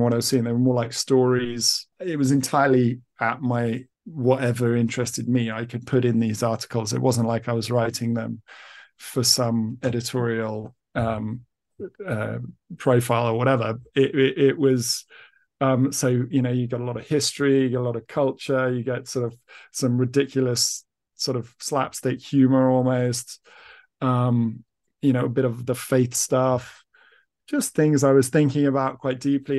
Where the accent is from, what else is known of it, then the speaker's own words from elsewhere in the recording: East of England, United Kingdom; I've been raised as an English person